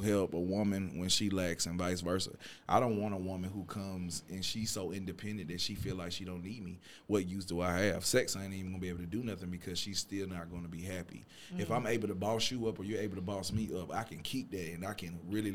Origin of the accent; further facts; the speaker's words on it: Cobb County, Georgia, United States; also born or lived in Atlanta, Georgia; I'm from Atlanta, but I was raised in Cobb